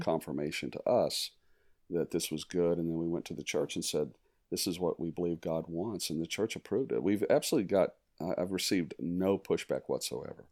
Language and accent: English; Arizona, United States; also born or lived in East Tennessee / Virginia Beach, Virginia; we moved to Arizona, and um, grew up in the West